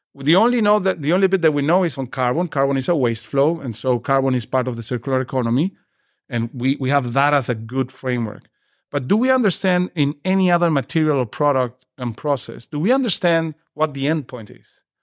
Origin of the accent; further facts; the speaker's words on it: Peru; I come from Peru